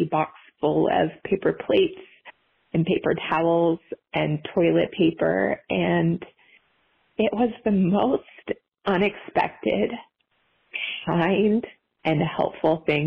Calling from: California, United States; I'm calling from California

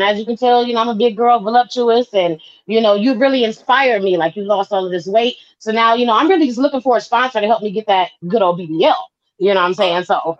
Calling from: California, United States; I'm from California.

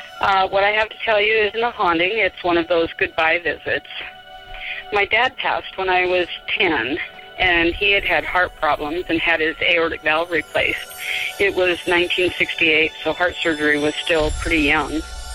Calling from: Spokane, Washington, United States; from Spokane.

